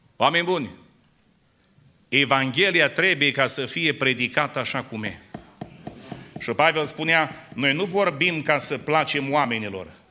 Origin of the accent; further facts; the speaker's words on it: near Dumbrăveni, Suceava County, Romania; eu sunt din zona de lângă Dumbrăveni, din județul Suceava